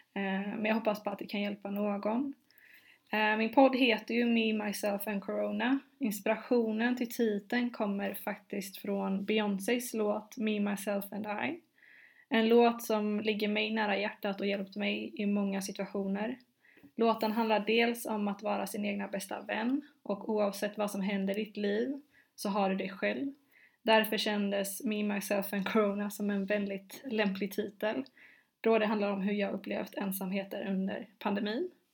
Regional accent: Gothenburg, Västra Götaland, Sweden; also born or lived in London; jag är som sagt från Göteborg

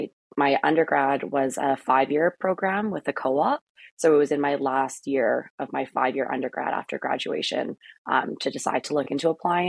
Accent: Thunder Bay, Ontario, Canada; moved away as an adult; also born or lived in Edmonton; I'm from Thunder Bay originally

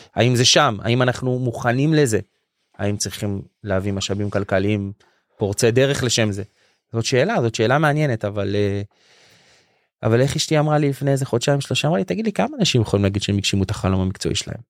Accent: Jerusalem, Jerusalem District, Israel; גדלנו בירושלים של הפועל כאילו בתור ילדים

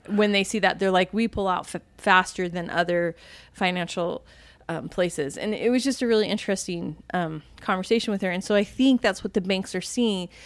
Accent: Virginia, United States; moved away; I was from Virginia

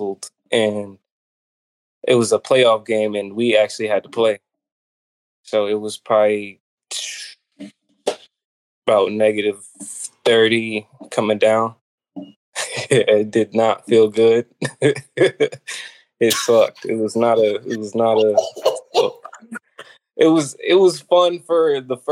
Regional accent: Minneapolis, Minnesota, United States; moved away as an adult; also born or lived in Iowa; now in Oklahoma, United States; I'm from Minneapolis, Minnesota, and I'm a JUCO transfer from Iowa Central Community College

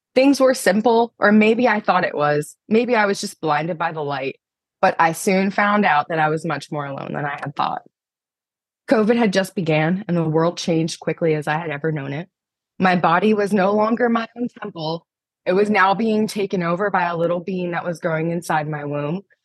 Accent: Pennsylvania, United States; I'm from Pennsylvania

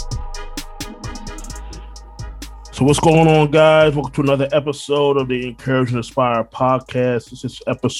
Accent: Orlando, Florida, United States; also born or lived in Brooklyn, New York; born in Brooklyn, New York, raised in Orlando, Florida

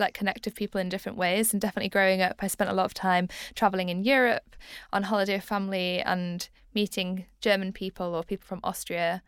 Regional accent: Leeds, Yorkshire and the Humber, United Kingdom; I am from Leeds

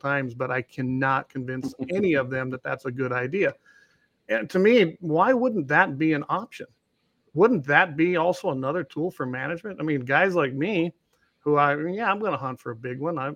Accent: South Dakota, United States; now in North Dakota, United States; I come from another state. I come from South Dakota

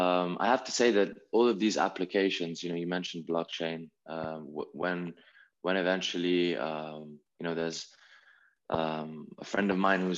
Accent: Italy; we come from Italy

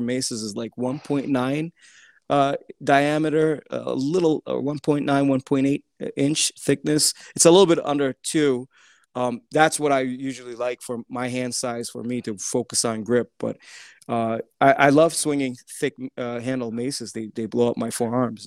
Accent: Turkey; moved away; my parents are Turkish. Uh, um, uh, I grew up in Turkey ten years

